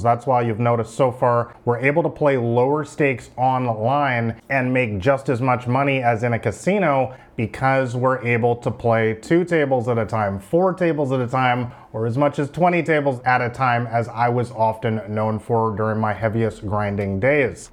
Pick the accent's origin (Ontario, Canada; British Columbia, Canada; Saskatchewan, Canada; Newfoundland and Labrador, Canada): British Columbia, Canada; Vancouver; moved away as an adult; I'm from Vancouver, Canada